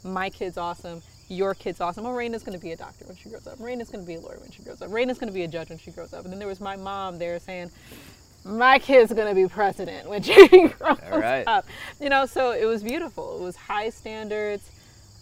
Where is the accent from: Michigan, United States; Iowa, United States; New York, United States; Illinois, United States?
Michigan, United States; Southfield; I grew up in Southfield, Michigan.